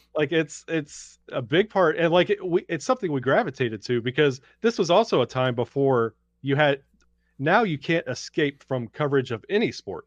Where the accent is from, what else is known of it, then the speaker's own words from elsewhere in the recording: Birmingham, Alabama, United States; I grew up in Birmingham, Alabama.